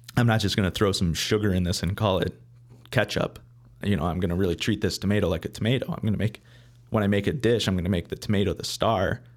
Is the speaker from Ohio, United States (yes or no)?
no; Beverly Hills, Michigan, United States; now in Chicago, United States; I grew up, uh, in a, a small town called Beverly Hills